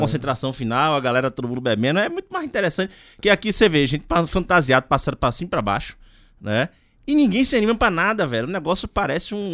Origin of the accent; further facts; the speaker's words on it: Itabuna, Bahia, Brazil; moved away; Dei uma passadinha na, na minha terra, na Bahia